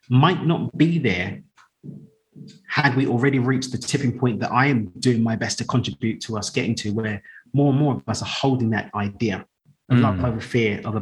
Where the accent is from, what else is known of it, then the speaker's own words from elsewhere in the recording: London, United Kingdom; moved away as an adult; now in Cabo San Lucas, Mexico; So I grew up in East London, moved out to Mexico 3 years ago now.